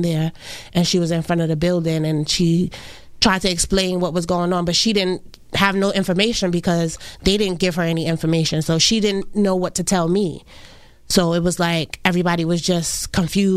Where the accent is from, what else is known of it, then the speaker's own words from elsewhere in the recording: New York City, New York, United States; We grew up in Brooklyn